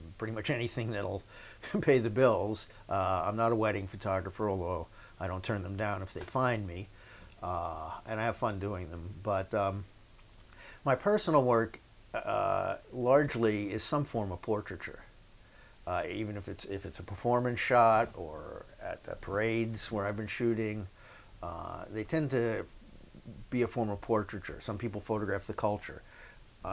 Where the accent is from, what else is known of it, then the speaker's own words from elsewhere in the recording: Yonkers, New York, United States; I grew up in Yonkers, New York, which is the first suburb north of the Bronx.